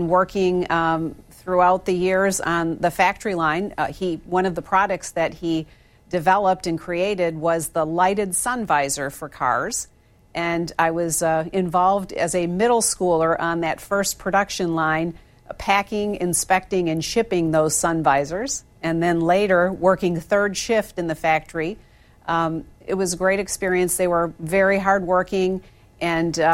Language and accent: English; Holland, Michigan, United States; I was born and raised in Holland, Michigan.